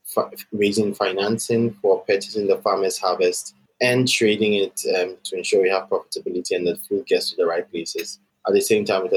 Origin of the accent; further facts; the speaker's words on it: Accra, Greater Accra, Ghana; also born or lived in Atlanta, United States; I grew up and born and grew up in Accra, Ghana, and I schooled throughout my entire life here in Ghana